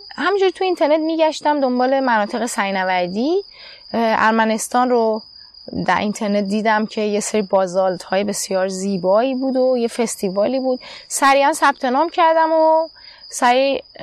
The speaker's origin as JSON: {"language": "Persian", "country": "Iran", "tie": "born or raised there", "also_born_or_lived": "United Arab Emirates / Turkey", "moved": "as an adult", "said": "من در ایران به دنیا آمدم"}